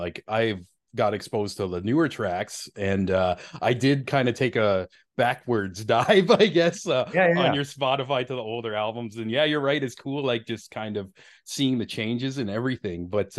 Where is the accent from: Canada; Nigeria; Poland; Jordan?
Canada; as a Canadian